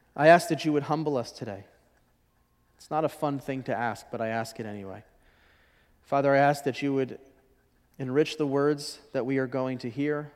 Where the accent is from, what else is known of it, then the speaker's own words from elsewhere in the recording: Washington, District of Columbia, United States; I'm from Washington, D C, and I was raised in a mixed marriage household